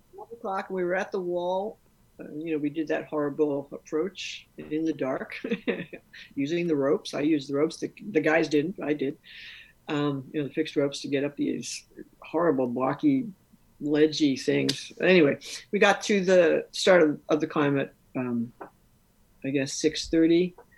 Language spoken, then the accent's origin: English; New York City, New York, United States; I'm from New York City